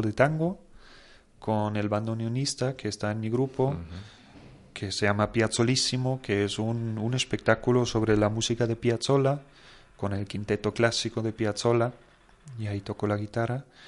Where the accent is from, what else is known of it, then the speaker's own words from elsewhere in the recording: Germany; moved away; yo como alemán